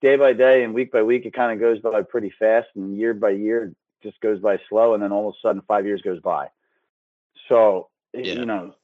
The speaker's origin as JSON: {"language": "English", "town": "Philadelphia", "region": "Pennsylvania", "country": "United States", "tie": "born or raised there", "said": "I grew up outside of Northeast Philadelphia"}